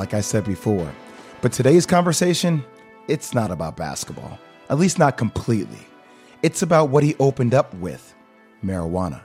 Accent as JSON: {"language": "English", "town": "Plainfield", "region": "New Jersey", "country": "United States", "tie": "born or raised there", "said": "I'm born and raised in Plainfield, New Jersey."}